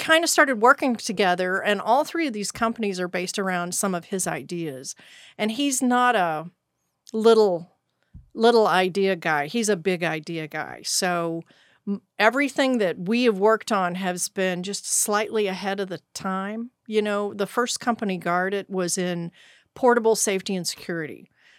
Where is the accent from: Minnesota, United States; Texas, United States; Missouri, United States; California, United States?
Texas, United States; I'm OG Texan.